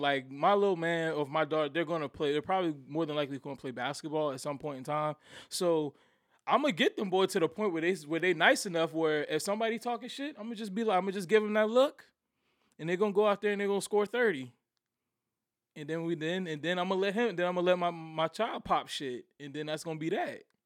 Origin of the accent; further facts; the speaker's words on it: Somerville, United States; also born or lived in Virginia; I went to grade middle school in Somerville when I moved back down here from Virginia